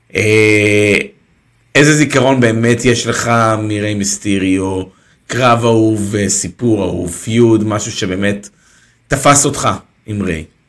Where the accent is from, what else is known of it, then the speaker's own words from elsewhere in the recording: Israel; אנחנו כישראלים